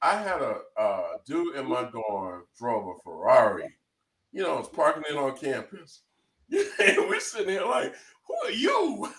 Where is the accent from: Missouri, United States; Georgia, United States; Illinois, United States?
Georgia, United States; Atlanta; I'm from Atlanta, you know, so I came up, like, I grew up on Morris Brown, Clark Atlanta, you know, Fort Valley and Skiyee, you know, all them schools.